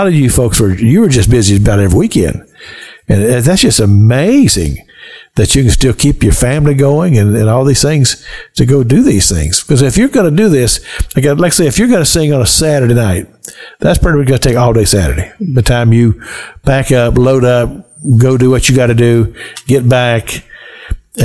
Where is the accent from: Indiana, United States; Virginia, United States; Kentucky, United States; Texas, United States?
Kentucky, United States; I grew up in Kentucky on the Licking River